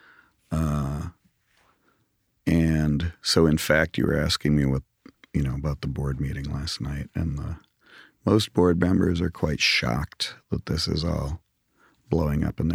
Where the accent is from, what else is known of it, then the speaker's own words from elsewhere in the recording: Grand Rapids, Michigan, United States; moved away; Grew up in Grand Rapids, Michigan